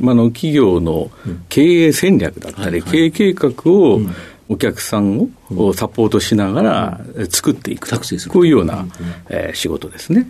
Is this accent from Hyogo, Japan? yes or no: no; Tokyo, Japan; 生まれは東京ですね